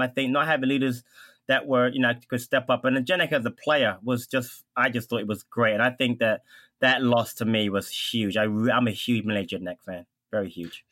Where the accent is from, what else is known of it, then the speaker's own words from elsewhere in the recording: United States; as an American fan